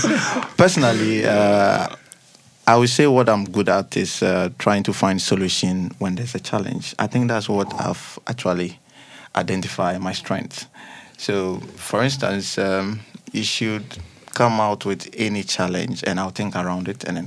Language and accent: English; Ghana; I'm from Ghana.